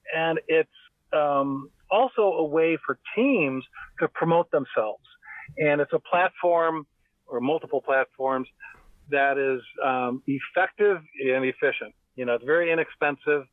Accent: outside Chicago, Illinois, United States; I grew up outside Chicago, about 50 miles outside of Chicago

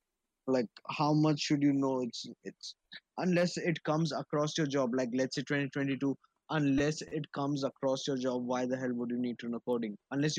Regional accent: India; English is a second language; Because as being an Indian, the average Indian already speaks three languages.

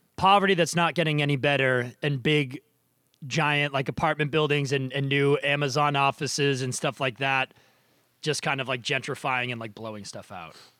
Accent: Nashua, New Hampshire, United States; moved away; I am also recording from my hometown, uh, childhood basement in Nashua, New Hampshire.

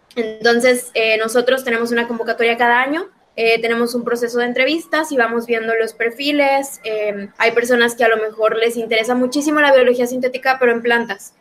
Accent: Monterrey, Nuevo León, Mexico; yo también soy de Monterrey, de, de México

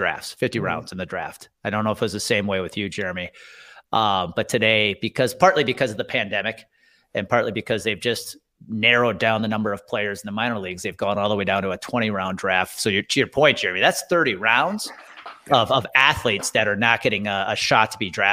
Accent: Wisconsin, United States; Well, let's talk about Trinity, because I'm from Wisconsin.

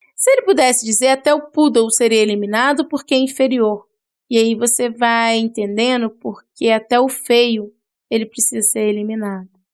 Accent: Brazil; a gente é brasileiro

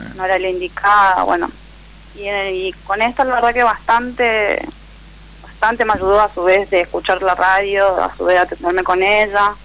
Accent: Resistencia, Chaco, Argentina; de Resistencia Chaco soy.

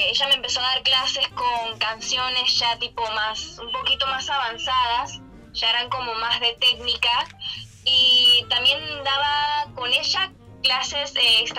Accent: Panama; Yo nací acá en Panamá y no, nunca me mudé fuera

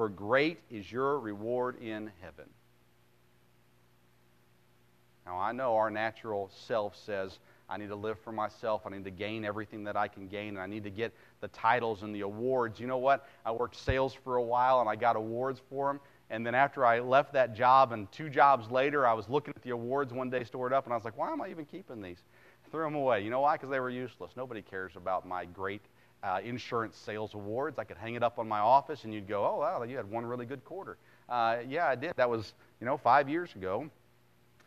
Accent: United States

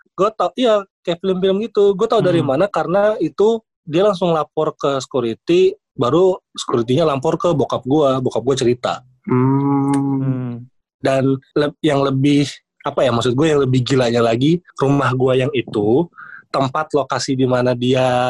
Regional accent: East Kalimantan, Indonesia; gua kan dari Kaltim ya, gedenya di sono

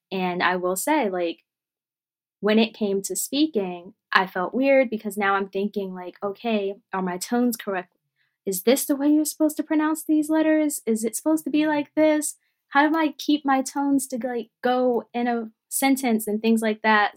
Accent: Philadelphia, Pennsylvania, United States; I was born and raised here in Philadelphia and the surrounding suburbs

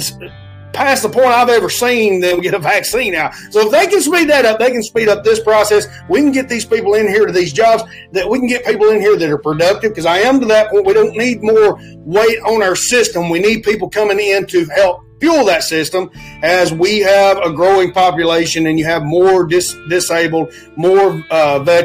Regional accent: Alabama, United States; I come from Alabama

